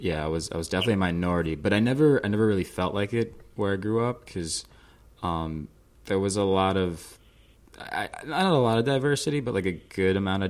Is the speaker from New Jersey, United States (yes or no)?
yes; New Jersey, United States; also born or lived in Manhattan, New York; I was born in Manhattan, but I grew up in the suburbs of New Jersey, just outside the city.